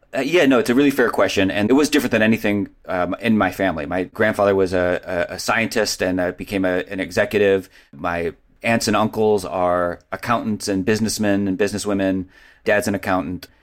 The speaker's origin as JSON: {"language": "English", "town": "Cleveland", "region": "Ohio", "country": "United States", "tie": "born or raised there", "said": "I grew up in Cleveland."}